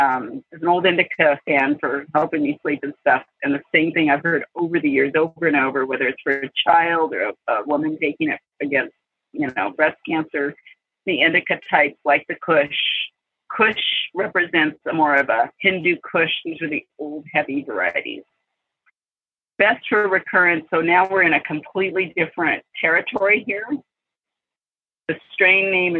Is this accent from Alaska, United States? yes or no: no; California, United States; moved away as an adult; also born or lived in Hawaii; I moved to California 2 years ago, grew up here, actually living 5 minutes from where I spent years growing up